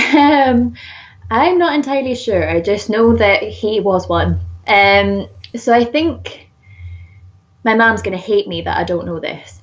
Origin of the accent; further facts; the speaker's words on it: Whitley Bay, North East England, United Kingdom; accent: Geordie; I grew up just outside of Newcastle um, in kind of like a seaside town called Whitley Bay